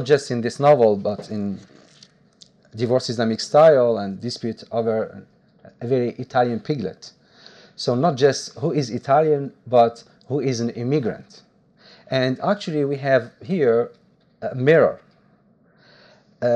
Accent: Algiers, Algiers Province, Algeria; English is a second language; moved away as an adult; also born or lived in Italy; I was born in Algiers, in Berber, very Berber family, because my mother doesn't speak Arabic. So I lived this condition of minority in Algiers

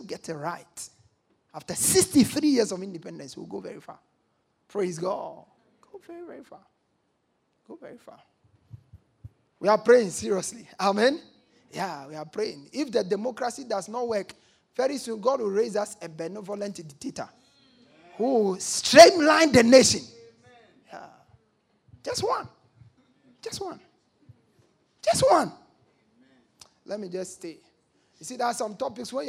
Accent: Ghana; I'm even a Ghanaian.

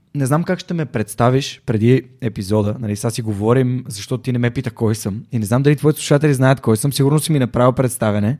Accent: Sofia, Sofia City, Bulgaria; на 32 години, съм от София

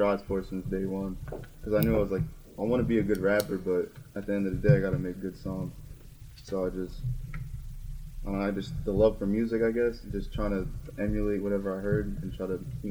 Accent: Toms River, New Jersey, United States; also born or lived in Lakewood, New Jersey; Oh, that was in Lakewood, but later in life I moved to Toms River, and that's where I'm from.

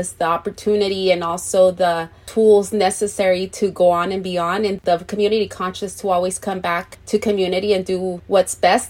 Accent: Moreno Valley, California, United States; I was born and raised here in the Inland Empire, in particular here in Paris in Moreno Valley.

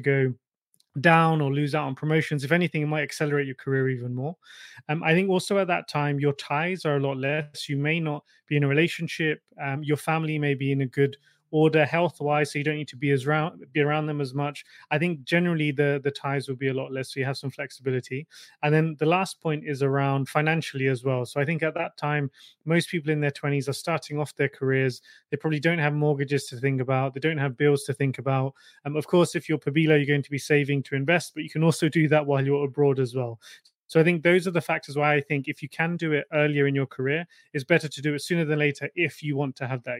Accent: Hampshire, South East England, United Kingdom; moved away as an adult; also born or lived in London / Switzerland / Japan / Stockholm, Sweden; now in Copenhagen, Denmark; when I was 18, I moved from Hampshire to London for university

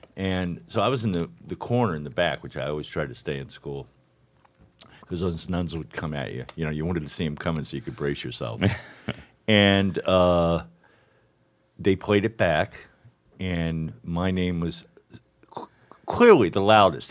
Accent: Miami, Florida, United States; born or raised there; also born or lived in St. Louis

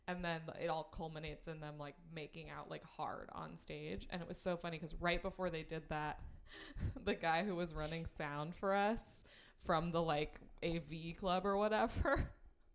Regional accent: Southern California, United States; now in Los Angeles, United States; I'm from Southern California, so I'm from a town that's like an hour and a half out

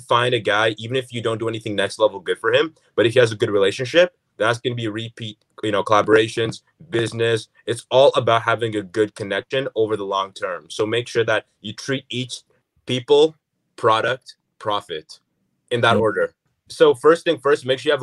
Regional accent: Canada; we're Canadian, and we go to the States to see family, go to the New York, but it's not like we live in the States

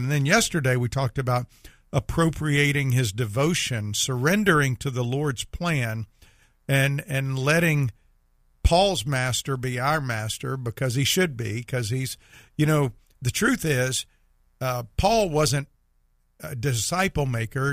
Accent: Meridian, Mississippi, United States; moved away; I grew up in Meridian

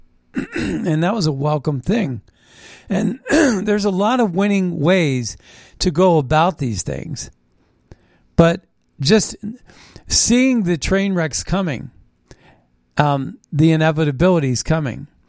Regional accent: Ohio Valley, United States; I grew up in the Ohio Valley

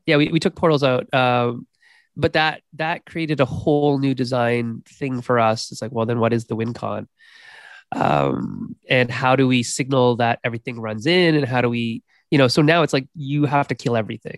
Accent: Canada; me being a Canadian

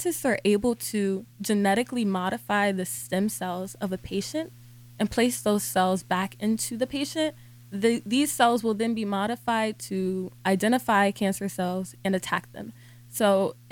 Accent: New Jersey, United States; moved away as an adult; now in Philadelphia, United States; I'm from New Jersey, so back home at Rutgers, I did ovarian cancer research

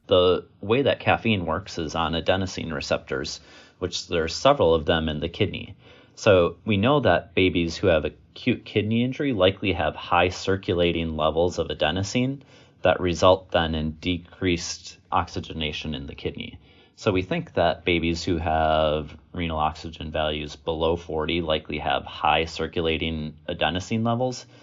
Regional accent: Wisconsin, United States; also born or lived in Virginia; I was born and raised in Wisconsin

